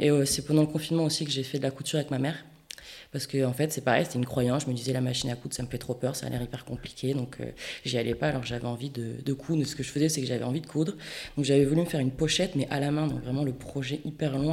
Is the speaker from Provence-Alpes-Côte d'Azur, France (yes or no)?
no; Bayonne, Nouvelle-Aquitaine, France; moved away as an adult; also born or lived in Reims / Paris; now in Landes, France; je suis née à Bayonne, j'ai vécu à Bayonne jusqu'à 18 ans